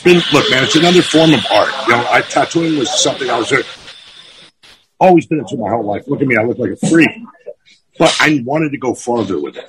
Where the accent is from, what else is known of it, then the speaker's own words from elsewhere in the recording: Quincy, Massachusetts, United States; also born or lived in Minnesota; now in California, United States; I'm from Quincy, Mass. Fucking Boston, born and bred